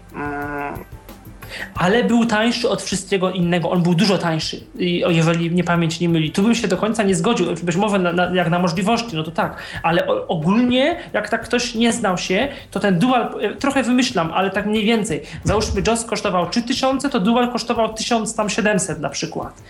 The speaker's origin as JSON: {"language": "Polish", "town": "Poznań", "region": "Greater Poland", "country": "Poland", "said": "jestem z Poznania"}